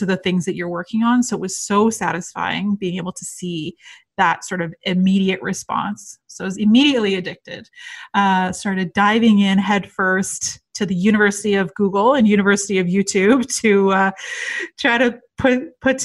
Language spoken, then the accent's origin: English; just outside Toronto, Ontario, Canada; I'm from Toronto, Canada. So I grew up just outside the city, but I live downtown Toronto now.